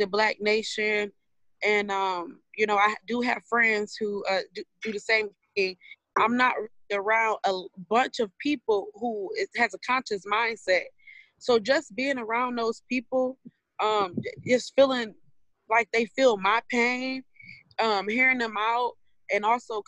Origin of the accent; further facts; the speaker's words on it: Detroit, Michigan, United States; I'm from Detroit